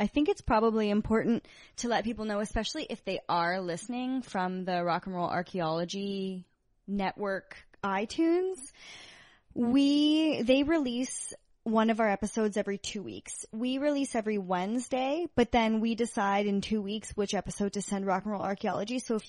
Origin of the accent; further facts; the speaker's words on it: Canada; then as a Canadian I feel compelled to apologize.